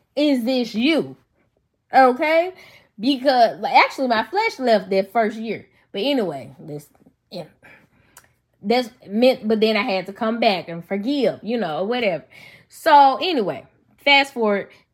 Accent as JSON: {"language": "English", "town": "Memphis", "region": "Tennessee", "country": "United States", "accent": "country", "said": "Y'all know I'm from Memphis. So, if, if I sound country, that's why."}